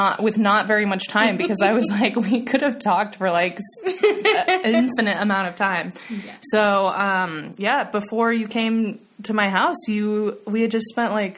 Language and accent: English; Longmont, Colorado, United States; moved away as an adult; now in Birmingham, United Kingdom; I live in Birmingham. I almost said Alabama, too. Jeez, Birmingham, England. I'm originally from Longmont, Colorado, hence the complete lack of an accent.